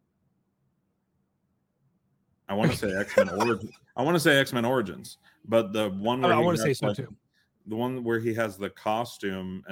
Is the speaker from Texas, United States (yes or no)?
yes; Texas, United States; growing up in Texas